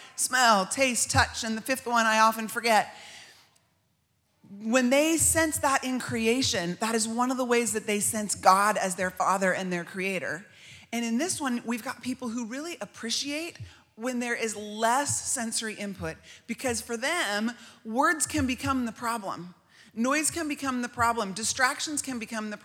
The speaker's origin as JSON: {"language": "English", "country": "United States", "said": "As American women"}